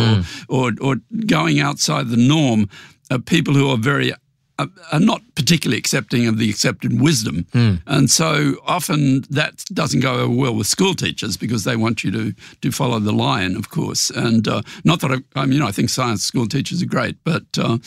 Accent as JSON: {"language": "English", "town": "Brisbane", "region": "Queensland", "country": "Australia", "tie": "born or raised there", "also_born_or_lived": "Memphis, Tennessee", "moved": "as an adult", "said": "I grew up in Brisbane"}